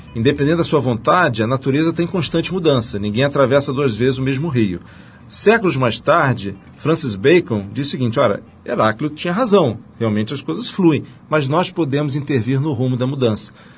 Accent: Rio de Janeiro, Brazil; cresci no Rio de Janeiro

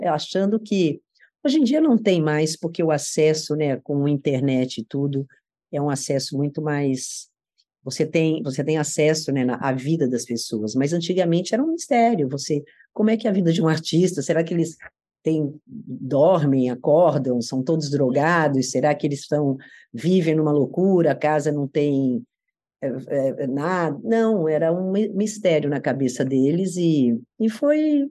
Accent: São Paulo, Brazil; moved away as an adult; also born or lived in Salvador; eu morava em Moema, nasci em Moema, de uma família de classe média, estudava numa escola de freira, no colégio Nossa Senhora Aparecida, e era uma garota paulista feliz

